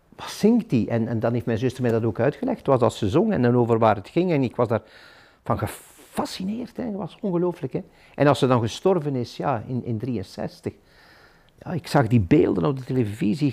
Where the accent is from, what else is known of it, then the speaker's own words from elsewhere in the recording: Ghent, Flanders, Belgium; moved away as an adult; now in De Haan, Belgium; ik ben een echte Gentenaar in artenieren. Ik zal dat ook blijven.